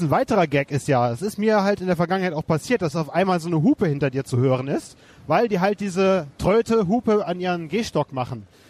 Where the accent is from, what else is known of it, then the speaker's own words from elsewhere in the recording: Wermelskirchen, North Rhine-Westphalia, Germany; now in Leverkusen, Germany; In meiner alten Heimat Wermelskirchen